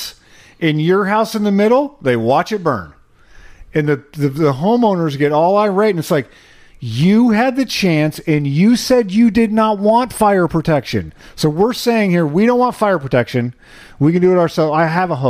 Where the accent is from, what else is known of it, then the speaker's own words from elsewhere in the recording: United States; born as an American, born into a prosperous country